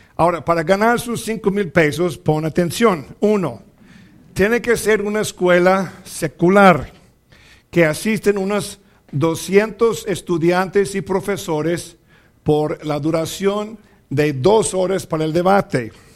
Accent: Mexico; also born or lived in Zacatecas, Mexico

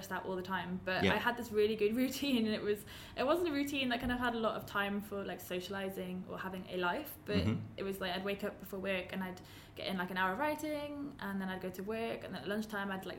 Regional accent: Pembrokeshire, Wales, United Kingdom; we grew up in Pembrokeshire, which is quite a, well, especially in the north, it's very like strongly Welsh

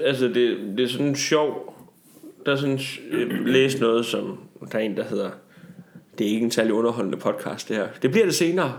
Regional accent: Tarm, Central Denmark Region, Denmark; jeg kommer jo fra Tarm 68-80, som er så lidt mere et rough neighborhood

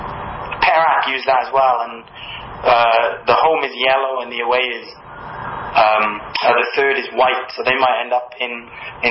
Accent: Wales, United Kingdom; accent: Welsh; some people may have gathered from my accent that I'm from Wales

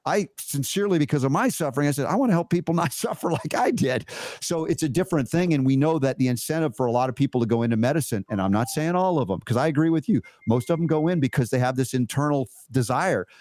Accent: United States; growing up in America

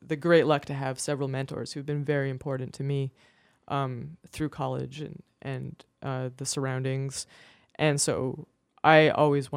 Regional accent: Kelowna, British Columbia, Canada; now in Greenfield, United States; my hometown of Kelowna, British Columbia

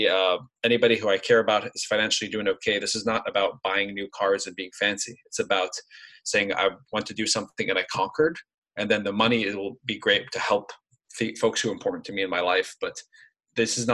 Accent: Lebanon; moved away as an adult; now in United States; I grew up in Lebanon, came to the US, and I went through college here

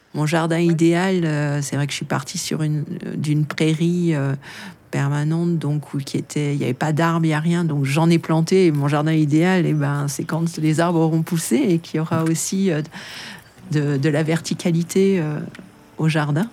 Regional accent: Paris, Île-de-France, France; moved away as an adult; also born or lived in Brittany / Normandy / Haute-Savoie; now in Vercors, France; Je suis née euh, à Paris et j'ai vécu euh, mon, enfance en région parisienne.

